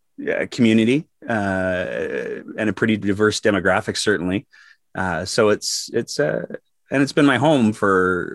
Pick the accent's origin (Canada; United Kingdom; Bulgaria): Canada; Fairview, Alberta; also born or lived in Edmonton / Calgary; I was born in Edmonton. Please don't hold it against me. I lived in a small town up north called Fairview, which is north of Grand Prairie.